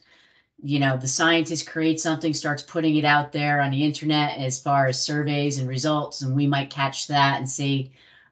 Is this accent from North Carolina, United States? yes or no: no; New Jersey, United States; I'm from Jersey.